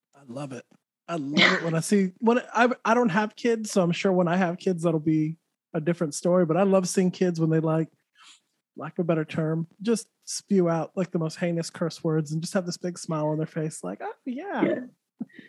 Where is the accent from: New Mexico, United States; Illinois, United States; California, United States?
New Mexico, United States; Santa Fe; also born or lived in Texas; now in Florida, United States; New Mexico, where I'm from